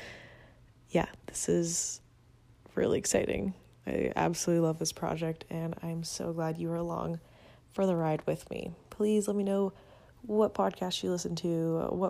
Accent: Venezuela; English is a second language; now in United States; I'm not from this country. I'm from Venezuela. I'm recording this in the US.

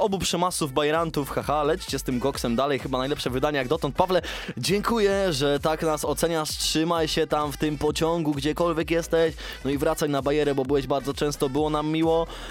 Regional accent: Sworne Gacie, Pomeranian Voivodeship, Poland; pochodzę ze Sfornych Gaci

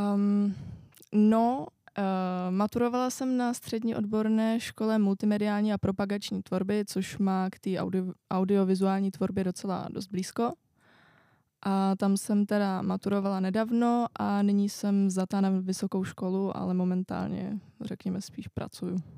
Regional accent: Czechia; also born or lived in France

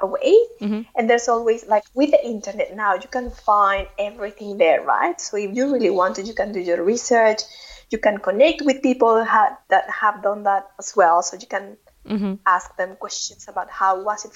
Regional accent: Mexico; English is a second language; moved away as an adult; when we moved from Mexico, we knew that we were not going to be back every year.

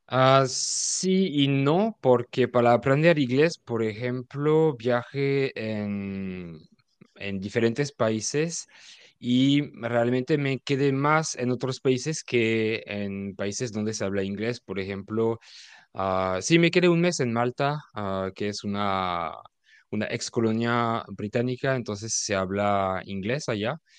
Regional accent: France; Spanish is a second language; also born or lived in Mexico; soy francés, ah, vivo en Francia

